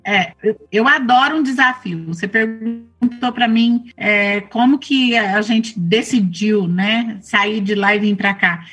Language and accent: Portuguese; Ipuã, São Paulo, Brazil; now in Ipameri, Brazil; lá em Ipuã, São Paulo, onde eu nasci. E meu pai é, plantava arroz, plantava feijão, é, legumes, minha mãe tinha uma horta né? Eu era pequenininha, eu levava almoço para ele lá na roça